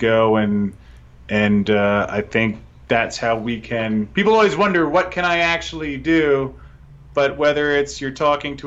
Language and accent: English; United States; I say this as an American who I love where I live